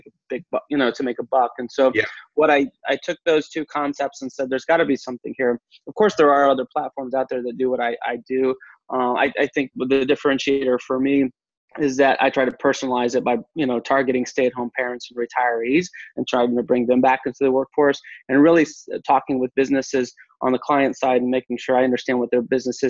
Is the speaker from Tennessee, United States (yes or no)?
no; Texas, United States; I'm from Texas